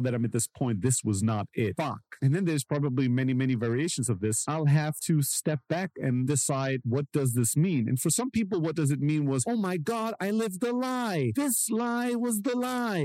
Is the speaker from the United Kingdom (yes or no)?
no; Germany; I grew up in Germany and I grew up in a very like immigrant social housing kind of environment